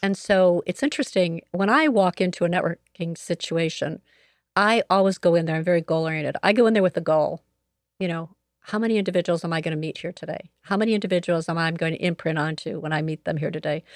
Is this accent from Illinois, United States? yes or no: yes; Joliet, Illinois, United States; I am a native of Joliet, Illinois, so I grew up here in Joliet